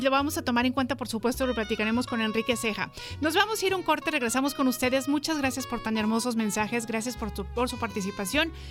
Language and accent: Spanish; Cuernavaca, Morelos, Mexico; also born or lived in Barranquilla, Colombia; Próximamente iré a Cuernavaca, de donde soy originario, y sí, me los voy a llevar. Y tengo para octubre planeado un viaje a Barranquilla, Colombia, donde viví por 12 años.